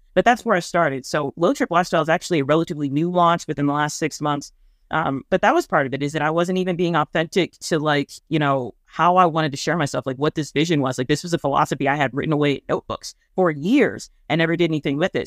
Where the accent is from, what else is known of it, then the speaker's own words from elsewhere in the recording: Midwest, United States; I'm from the Midwest